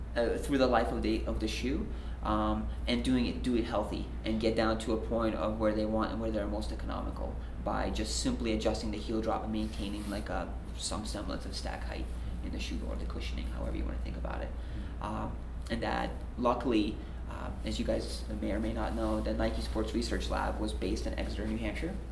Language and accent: English; Belarus; moved away; I'm originally from Belarus.